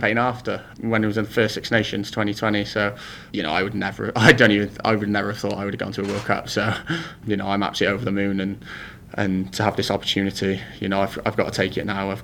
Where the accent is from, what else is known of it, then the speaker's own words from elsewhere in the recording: Wales, United Kingdom; growing up in Wales as a kid